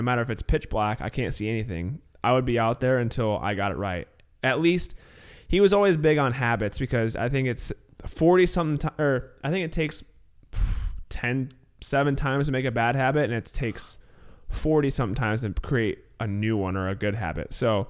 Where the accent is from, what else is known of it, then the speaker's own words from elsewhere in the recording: California, United States; because I definitely didn't have the normal growing up in California.